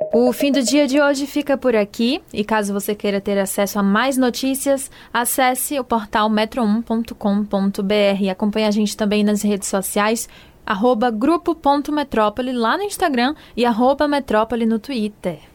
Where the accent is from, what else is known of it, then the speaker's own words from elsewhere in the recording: Juazeiro, Bahia, Brazil; now in Salvador, Brazil; em minha, em minha terra, Juazeiro